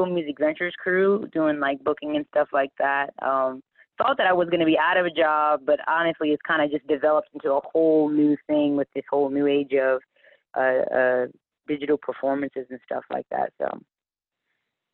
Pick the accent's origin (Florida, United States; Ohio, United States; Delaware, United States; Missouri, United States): Delaware, United States; Smyrna; I'm from Smyrna, Delaware originally.